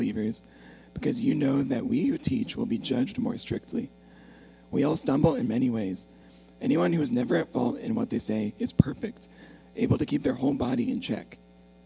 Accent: Texas, United States; moved away as an adult; also born or lived in Oklahoma / Warren, Michigan; now in Michigan, United States; I was born in Texas

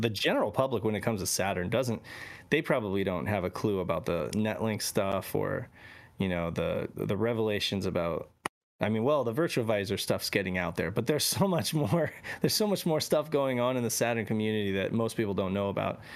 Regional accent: Reno, Nevada, United States; I grew up in Reno, Nevada

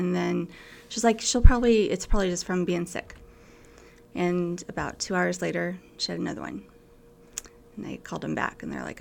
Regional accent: McCook, Nebraska, United States; my family lives on a farm. We farm north of McCook about 10 miles. And so we went to school at Red Valley

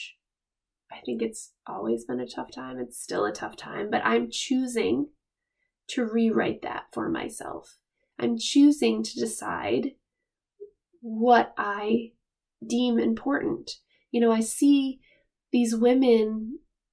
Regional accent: Rhode Island, United States; moved away as an adult; also born or lived in Hawaii / Pennsylvania; now in Maine, United States; We're both from Rhode Island

